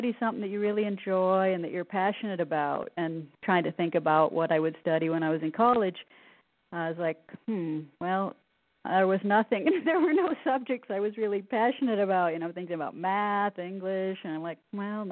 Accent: the Northwest, Pacific Northwest, United States; I grew up in the Northwest, in the mountains.

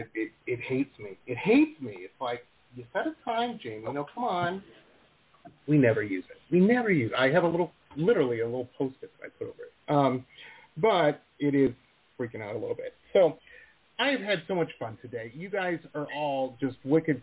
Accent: Detroit, Michigan, United States; my hometown of Detroit

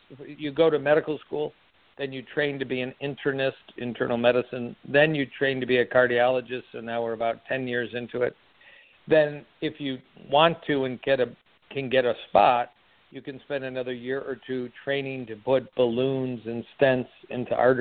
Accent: Michigan, United States; also born or lived in Kansas City, Missouri; I started a job back in Michigan, my home state

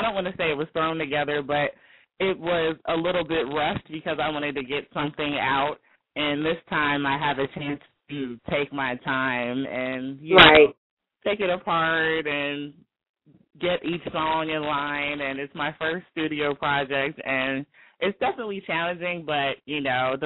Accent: New Jersey, United States; Technically, I'm from South Jersey

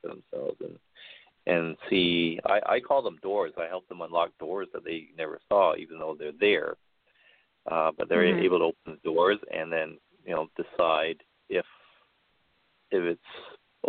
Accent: Vancouver, British Columbia, Canada; I am from Vancouver, Canada, from the west coast of Canada.

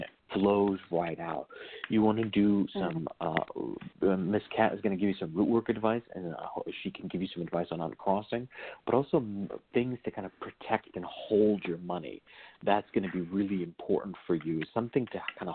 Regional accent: Virginia, United States; I was raised in the Hoodoo tradition in Virginia

